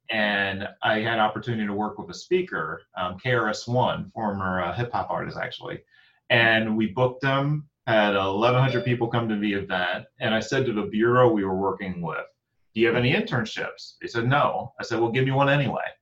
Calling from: Newark, Delaware, United States; Newark, Delaware

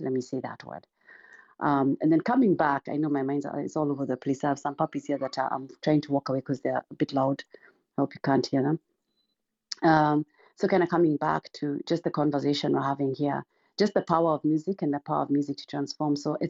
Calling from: Missouri, United States; Sure, I'm joining from Missouri.

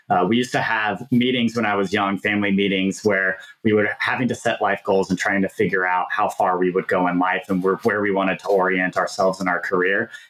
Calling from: Minneapolis, Minnesota, United States; I live in beautiful Minneapolis, Minnesota, and we're recording this in October

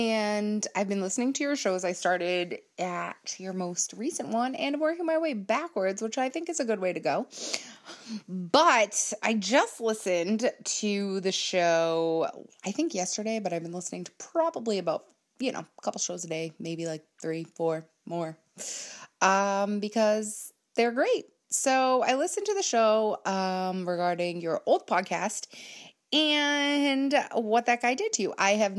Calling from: Massachusetts, United States; I am a listener from Massachusetts

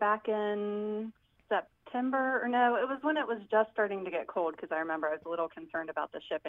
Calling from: Cincinnati, Ohio, United States; I'm calling from Cincinnati, Ohio.

